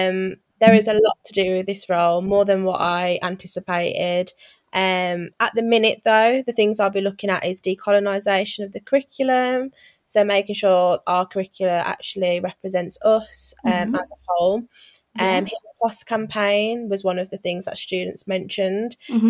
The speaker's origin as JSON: {"language": "English", "town": "Wolverhampton", "region": "West Midlands", "country": "United Kingdom", "tie": "born there", "also_born_or_lived": "Thailand / Bedford", "said": "I was born in Wolverhampton. I was born at New Cross Hospital. I did move away. I lived in Thailand and I lived in Bedford for a while."}